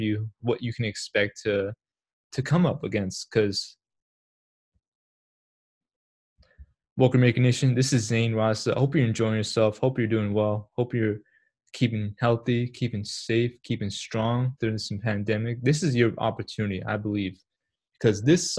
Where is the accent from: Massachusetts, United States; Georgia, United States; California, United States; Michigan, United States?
Massachusetts, United States; also born or lived in Pakistan / New York; I moved to Boston 6 months, not from Boston, to Massachusetts 6 months later